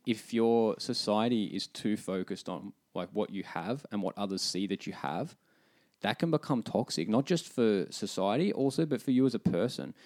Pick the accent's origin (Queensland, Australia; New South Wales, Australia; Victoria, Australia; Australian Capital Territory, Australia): Victoria, Australia; Melbourne; moved away as an adult; now in Finland; Speaking as an Aussie